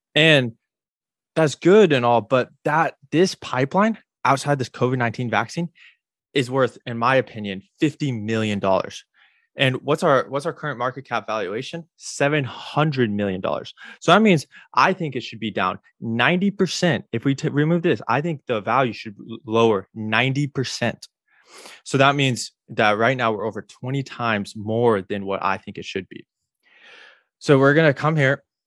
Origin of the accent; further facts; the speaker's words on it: Illinois, United States; now in Florida, United States; I grew up in Illinois